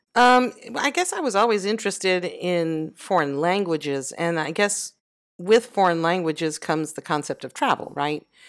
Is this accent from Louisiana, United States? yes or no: yes; Southwest Louisiana, United States; moved away as an adult; also born or lived in France; I was born in Louisiana. and I grew there up, um, for almost all my early adulthood